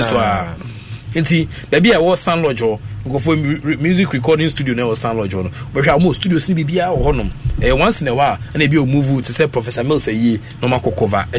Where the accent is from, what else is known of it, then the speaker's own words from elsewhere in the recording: Ghana; I'm a Ghana man